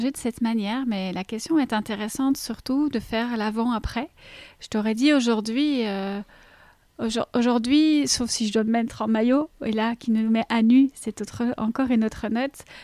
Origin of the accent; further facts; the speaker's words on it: Belgium; accent: Belgian; je suis belge, comme ça je mets les choses à plat. Mon petit accent, il vient de là.